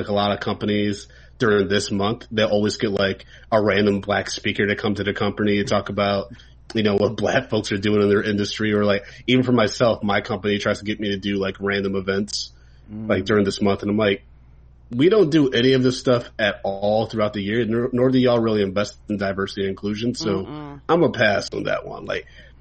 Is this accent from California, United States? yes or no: no; Ann Arbor, Michigan, United States; growing up in Ann Arbor, Michigan, like I was one out of like maybe three Black kids in like my grade.